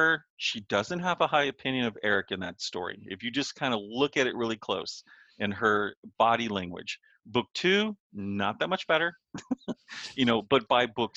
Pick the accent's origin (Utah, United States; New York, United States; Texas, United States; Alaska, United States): Texas, United States; I come from Texas in the United States